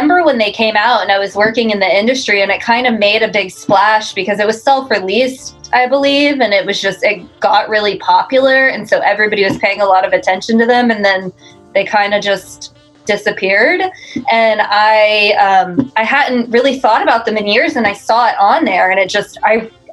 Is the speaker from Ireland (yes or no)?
no; Houston, Texas, United States; I grew up in Houston